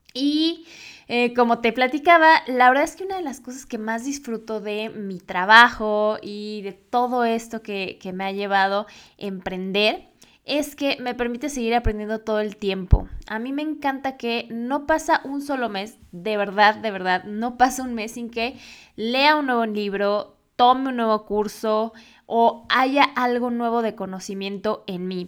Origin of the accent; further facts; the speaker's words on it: Mexico; yo estoy actualmente en México